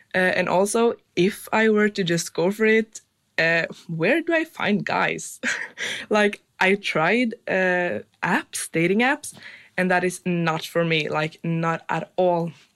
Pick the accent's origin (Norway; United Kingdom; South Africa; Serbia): Norway; I'm from Norway